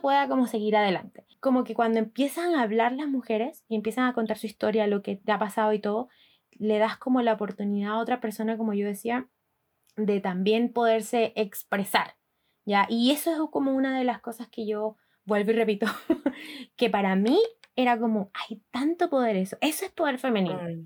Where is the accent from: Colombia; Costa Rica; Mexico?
Colombia; Barranquilla, Atlántico; moved away as an adult; now in Chile; yo soy de Barranquilla, ciudad